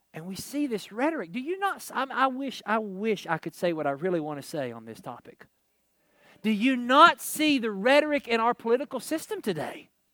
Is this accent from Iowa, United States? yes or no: no; Kentucky, United States; not that I'm from Kentucky